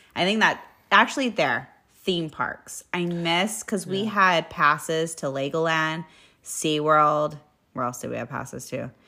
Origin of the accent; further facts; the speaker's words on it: United States; as an American